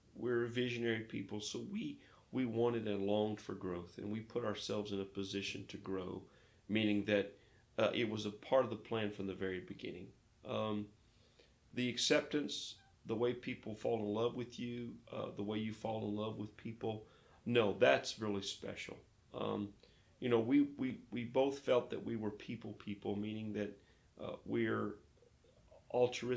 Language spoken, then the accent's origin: English; Fayetteville, Arkansas, United States; moved away as an adult; now in Lake Charles, United States; I was born in the Ozark Mountains, just outside of Fayetteville, Arkansas